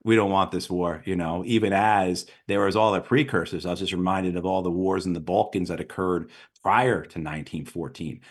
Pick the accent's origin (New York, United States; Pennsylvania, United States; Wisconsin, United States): New York, United States; I grew up in New York